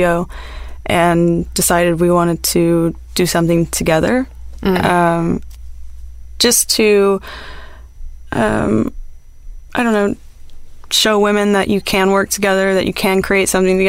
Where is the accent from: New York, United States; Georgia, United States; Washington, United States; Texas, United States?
Texas, United States; Houston; moved away as an adult; now in Los Angeles, United States; I'm from Texas.